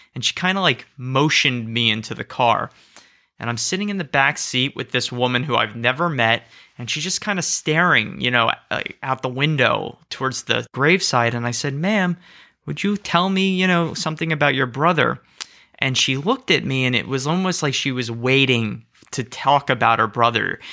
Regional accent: Cherry Hill, New Jersey, United States; I'm from New Jersey

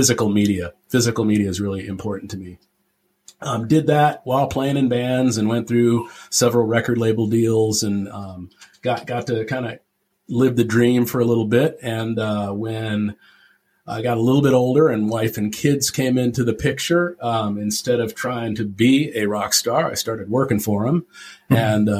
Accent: Tempe, Arizona, United States; I grew up in Tempe, Arizona

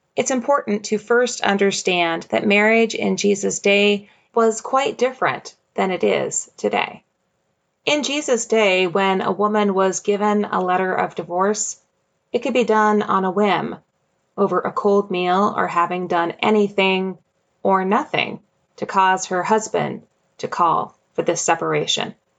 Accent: Jamestown, New York, United States; moved away; my hometown

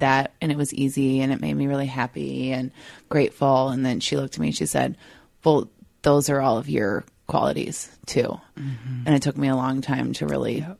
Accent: Minnesota, United States; accent: Minnesota; my Minnesota accent

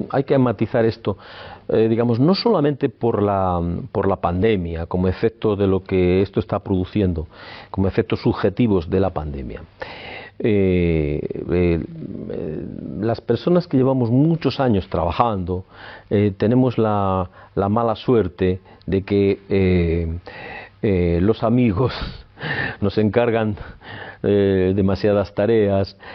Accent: Palencia, Castile and León, Spain; born there; Nací en Palencia en el año 58 y me siento muy palentinista. He vivido fuera de Palencia y, he regresado a Palencia, he estado muchos años en Palencia

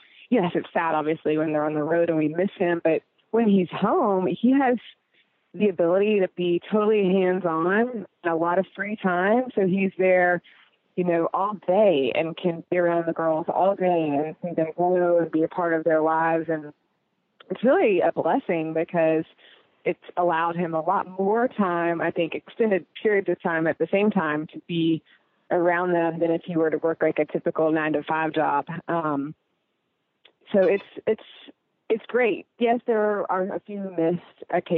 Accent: Knoxville, Tennessee, United States; also born or lived in New York / Colorado / Chicago; now in Charleston, United States; I grew up in Knoxville, Tennessee

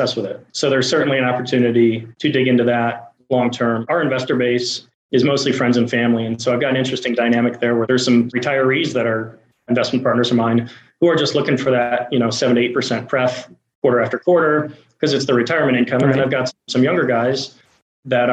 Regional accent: Buffalo, New York, United States; I'm from Buffalo, New York, and the idea came to me back when I was in high school that I should work at a car wash

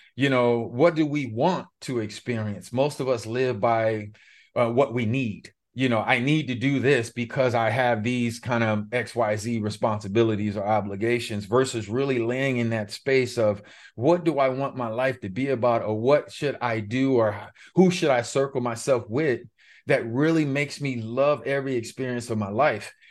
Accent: Los Angeles, California, United States; I was born and raised in Los Angeles, specifically Pacoima, California

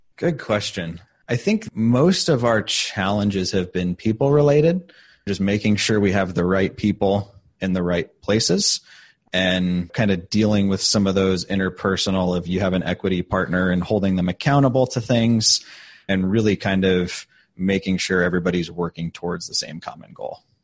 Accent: St. Louis, Missouri, United States; moved away as an adult; now in Indianapolis, United States; I'm originally from St. Louis. I lived there for about 10 years before I came out to Indy

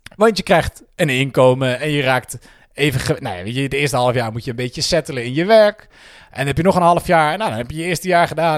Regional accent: 's-Hertogenbosch, North Brabant, Netherlands; moved away as an adult; also born or lived in Breda / Rotterdam / Utrecht; Ik kom uit Den Bosch. Geboren en getogen.

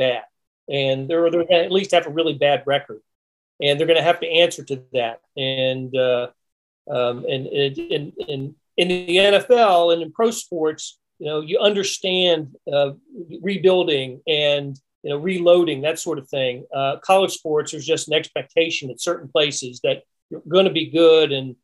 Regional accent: North Carolina, United States; moved away as an adult; also born or lived in Raleigh, North Carolina / Pennsylvania; now in Kansas City, United States; both of us grew up in North Carolina, and I'm from Pennsylvania, and she lived in other places, we consider Kansas City our home

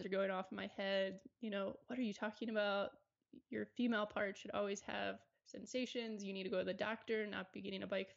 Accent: Maryland, United States; also born or lived in Charlotte, North Carolina; now in Colorado, United States; I grew up in Maryland. I spent 8 years in Charlotte, North Carolina

